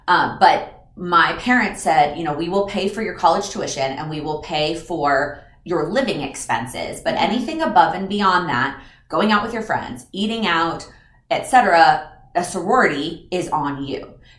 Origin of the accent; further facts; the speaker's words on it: Texas, United States; also born or lived in Illinois; even though I was originally from Texas, since I'd gone to high school in Illinois, I didn't know very many people.